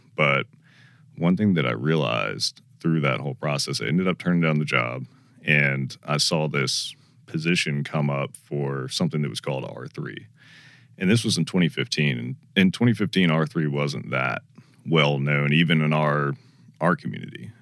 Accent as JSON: {"language": "English", "region": "Georgia", "country": "United States", "tie": "born or raised there", "said": "I grew up in Georgia"}